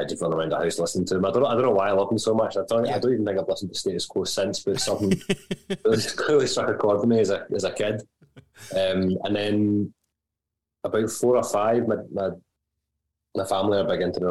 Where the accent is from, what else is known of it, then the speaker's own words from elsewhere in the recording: Glasgow, Scotland, United Kingdom; having lived in the same like 3 or 4 square miles in Glasgow my entire life